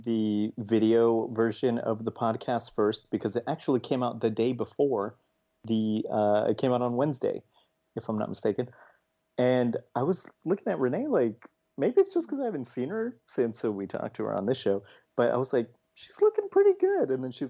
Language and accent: English; Colorado, United States; I'm from Colorado.